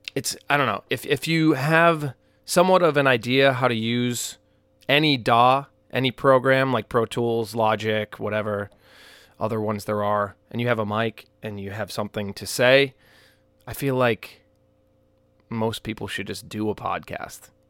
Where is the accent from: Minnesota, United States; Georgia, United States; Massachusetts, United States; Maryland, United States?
Massachusetts, United States; Peabody; moved away; So here we are in Peabody, Massachusetts. My hometown.